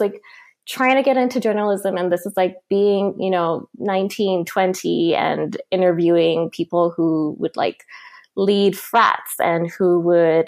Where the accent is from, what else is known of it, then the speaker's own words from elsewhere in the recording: Nairobi, Kenya; moved away as an adult; now in Vancouver, Canada; I'm originally from Nairobi, Kenya, and I moved here to Vancouver about 9 years ago when I started university